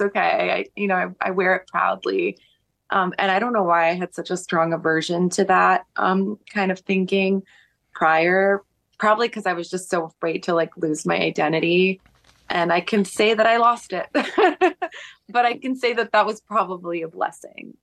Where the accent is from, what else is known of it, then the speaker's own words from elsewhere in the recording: New York City, New York, United States; when you're growing up in New York, it feels like you're in the center of the world